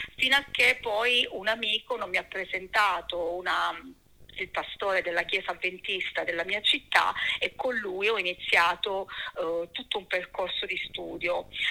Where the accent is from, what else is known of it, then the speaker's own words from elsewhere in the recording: Cosenza, Calabria, Italy; moved away as an adult; now in Florence, Italy; sono calabrese, sono nata a Cosenza e lì diciamo ho vissuto fino all'età di 26 anni